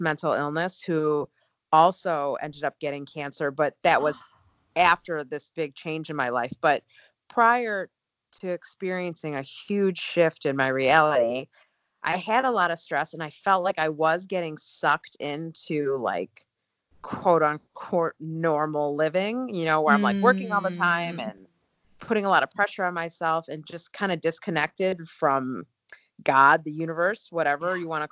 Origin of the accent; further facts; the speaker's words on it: outside of Chicago, the Midwest, Illinois, United States; I grew up in the Midwest outside of Chicago